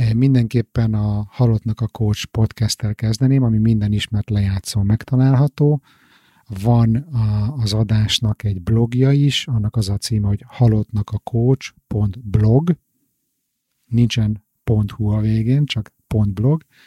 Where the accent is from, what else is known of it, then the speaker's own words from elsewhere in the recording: Hungary; Magyarországon én biztos, hogy nem úgy nőttem föl